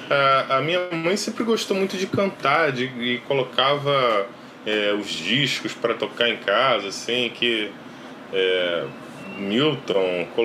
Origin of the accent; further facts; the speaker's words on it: Cordeiro, Rio de Janeiro, Brazil; A gente vem de Cordeiro, né? Cordeiro é interior do Rio de Janeiro.